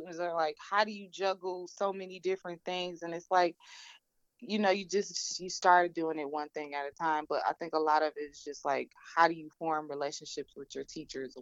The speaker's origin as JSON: {"language": "English", "town": "Detroit", "region": "Michigan", "country": "United States", "said": "I'm from Detroit"}